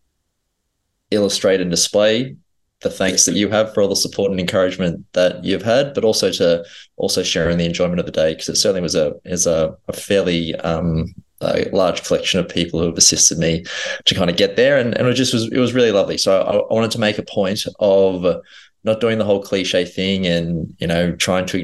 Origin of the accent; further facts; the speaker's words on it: Melbourne, Victoria, Australia; grew up in Strathmore.